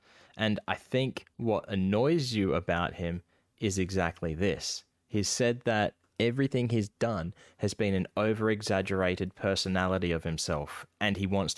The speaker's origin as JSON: {"language": "English", "country": "Australia", "tie": "born there", "said": "I am Australian born, and I have not heard of this. I'm like 6 years old at the time. And there's fucking kangaroos everywhere."}